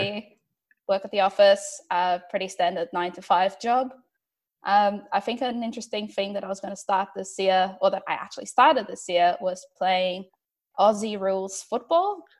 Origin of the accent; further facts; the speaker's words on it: Porto, Norte, Portugal; now in Melbourne, Australia; I'm originally from Porto, Portugal